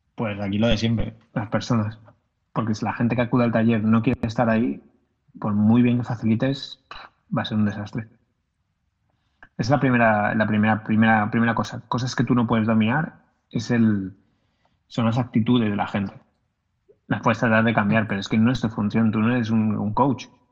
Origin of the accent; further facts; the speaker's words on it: Valencia, Valencian Community, Spain; yo soy de Valencia